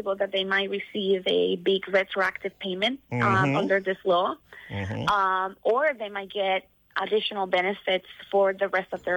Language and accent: English; Puerto Rico; now in Washington, D.C., United States; I'm actually calling from Washington, D.C., but I am from Puerto Rico.